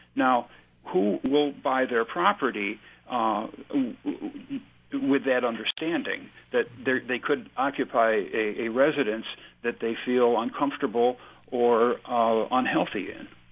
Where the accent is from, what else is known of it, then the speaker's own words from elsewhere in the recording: Chautauqua County, New York, United States; I'm from Chautauqua County